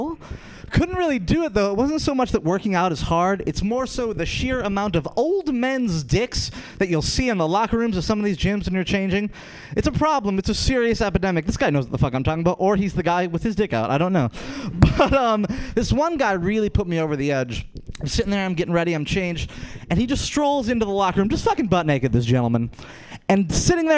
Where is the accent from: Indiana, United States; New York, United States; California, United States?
New York, United States; Rochester; I'm from Rochester, New York.